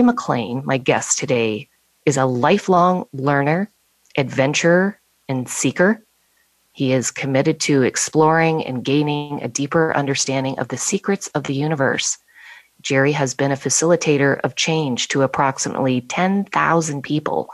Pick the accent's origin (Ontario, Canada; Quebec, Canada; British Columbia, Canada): Ontario, Canada; Bradford; my hometown of Bradford, Ontario, Canada